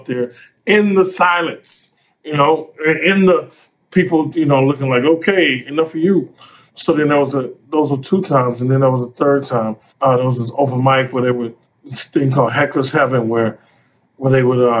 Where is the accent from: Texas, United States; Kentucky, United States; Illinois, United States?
Illinois, United States; Chicago; I drove from college to Chicago, where I'm from Chicago